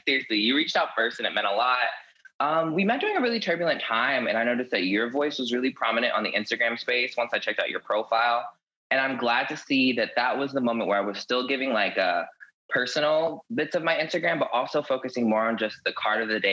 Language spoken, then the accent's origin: English; the South, United States; I was raised in the South, which traditionally, like, you know, very religious